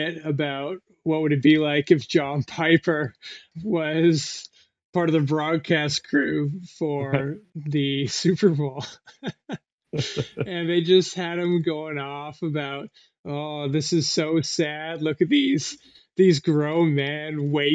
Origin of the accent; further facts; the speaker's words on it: Canada; I'm Canadian